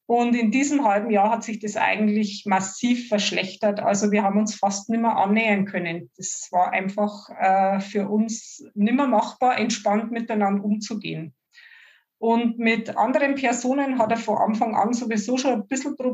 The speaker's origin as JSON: {"language": "German", "region": "Bavaria", "country": "Germany", "said": "Ich komme aus der Oberpfalz, wahrscheinlich nicht zu überhören für alle, die außerhalb unserer Gegend sind."}